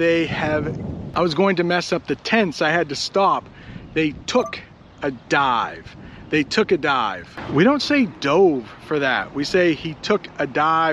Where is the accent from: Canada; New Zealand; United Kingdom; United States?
United States; I'm an American